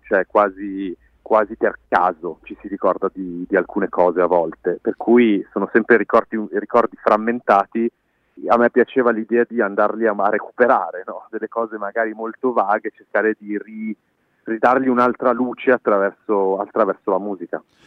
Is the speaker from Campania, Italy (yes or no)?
no; Milan, Lombardy, Italy; moved away as an adult; now in Berlin, Germany; nato e cresciuto a Milano